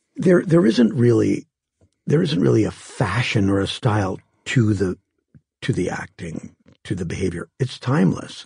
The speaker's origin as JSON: {"language": "English", "town": "Green Bay", "region": "Wisconsin", "country": "United States", "tie": "born or raised there", "moved": "yes", "said": "where I grew up in Green Bay, it was a, at that time, a town of maybe sixty-five thousand people."}